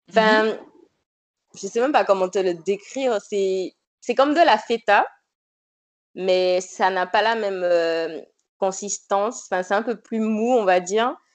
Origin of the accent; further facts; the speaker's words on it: Martinique, France; martiniquaise, non, je n'ai pas de piment dans mes plats.